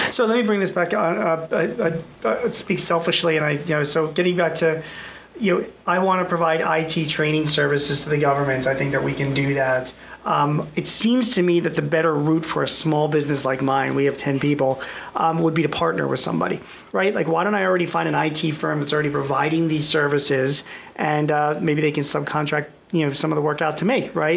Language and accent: English; Philadelphia, Pennsylvania, United States; I'm from Philadelphia